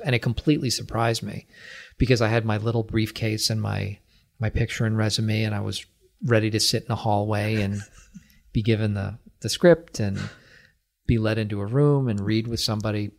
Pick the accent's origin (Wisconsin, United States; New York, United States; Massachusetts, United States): Massachusetts, United States; Acton; I am from Acton